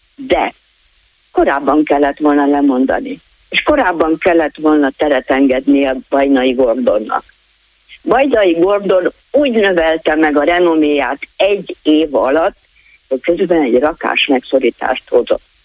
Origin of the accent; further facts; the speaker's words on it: Budapest, Hungary; moved away; also born or lived in Komárom-Esztergom County (smallest county); én egyébként Budapesten születtem, és onnan költöztem ide.